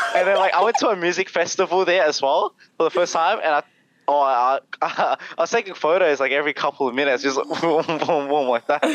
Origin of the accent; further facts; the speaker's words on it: Melbourne, Victoria, Australia; I grew up in uh, Melbourne because everyone thinks I'm from Sydney in Australia. Well, I'm from Melbourne.